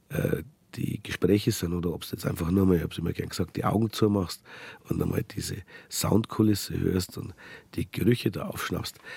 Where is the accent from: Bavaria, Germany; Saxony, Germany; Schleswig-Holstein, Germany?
Bavaria, Germany; Munich; Geboren in München im Harlachinger Krankenhaus. {S1} Harlachinger Krankenhaus, jawohl. {S0} Aufgewachsen in Harlaching, zur Schule in Harlaching, ähm, studiert in München, ähm, gearbeitet in München als Anwalt 15 Jahre